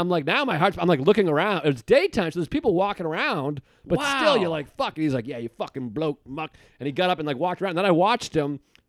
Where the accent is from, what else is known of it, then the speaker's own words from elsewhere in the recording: Boston, Massachusetts, United States; moved away; And I grew up in Boston.